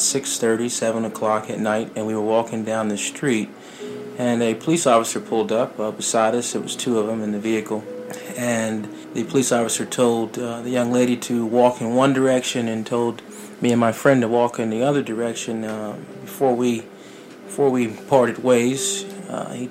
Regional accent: Norfolk, Virginia, United States; I'm just a young man from Virginia, born and raised in Norfolk

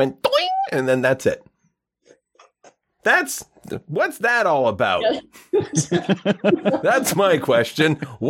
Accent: Gananoque, Ontario, Canada; born or raised there; also born or lived in Kingston / Hinton, Alberta

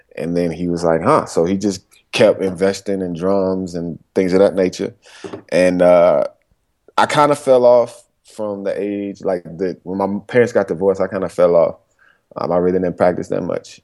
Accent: Durham, North Carolina, United States; also born or lived in Greensboro, North Carolina; I was born and raised in Durham, North Carolina

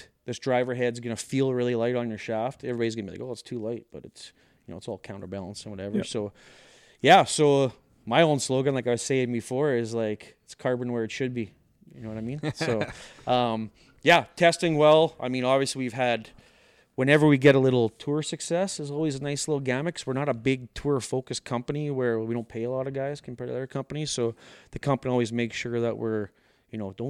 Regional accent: Saskatchewan, Canada; so I'm from Saskatchewan, Canada

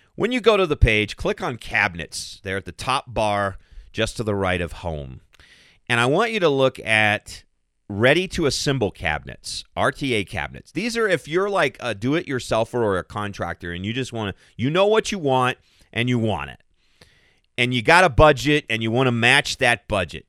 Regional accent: Central Kentucky, United States; now in Colorado, United States; I'm, I'm originally from Central Kentucky

